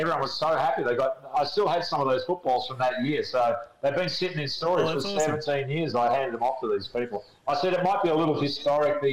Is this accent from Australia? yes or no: yes; Australia; moved away as an adult; Where are you from? I said, Australia.